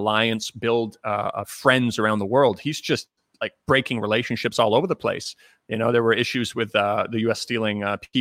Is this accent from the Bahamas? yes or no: no; Canada; I'm actually Canadian